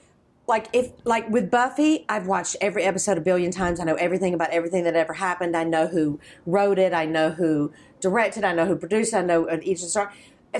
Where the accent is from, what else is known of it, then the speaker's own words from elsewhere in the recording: Georgia, United States; moved away; because I'm from Georgia